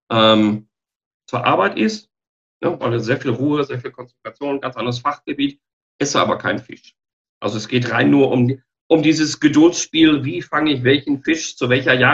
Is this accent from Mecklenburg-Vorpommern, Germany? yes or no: no; Dortmund, North Rhine-Westphalia, Germany; moved away as an adult; also born or lived in China; now in Regensburg, Germany; Ursprünglich komme ich aus dem Ruhrgebiet, aus, ah. aus, aus Dortmund, aber es hat mich jetzt mit der Continental nach Bayern verschlagen, was äh, kulturell wie menschlich sehr interessant ist und mittlerweile zu meiner zweiten Heimat geworden.